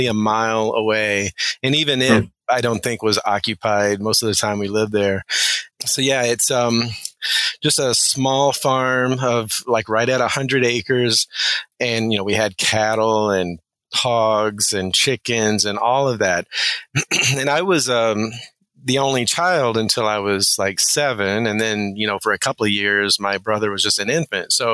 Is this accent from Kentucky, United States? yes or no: yes; Kentucky, United States; moved away as an adult; also born or lived in Nebraska / Oregon; high school in Kentucky